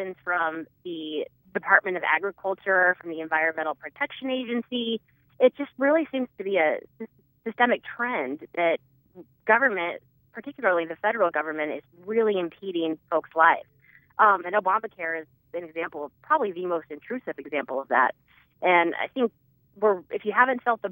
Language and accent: English; Omaha, Nebraska, United States; moved away as an adult; also born or lived in Washington, D.C.; I am originally from Nebraska. I'm a native Nebraskan from Omaha